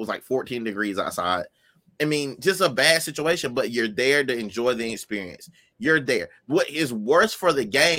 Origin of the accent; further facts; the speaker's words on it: South Carolina, United States; I'm from South Carolina.